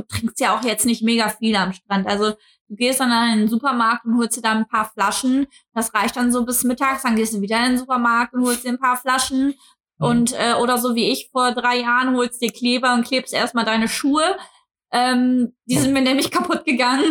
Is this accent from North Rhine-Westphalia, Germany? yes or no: yes; Cologne, North Rhine-Westphalia, Germany; als Kölner